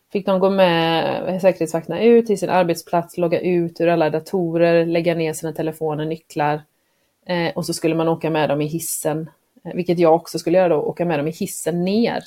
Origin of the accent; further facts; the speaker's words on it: Sweden; moved away; also born or lived in Croatia / United States; som svensk tjej